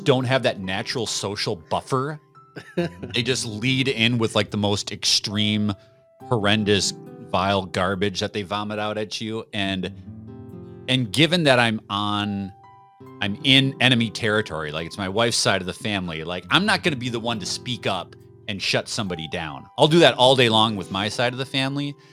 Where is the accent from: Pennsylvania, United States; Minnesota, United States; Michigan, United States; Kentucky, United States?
Minnesota, United States; Minneapolis–Saint Paul; I was born and raised here in the Twin Cities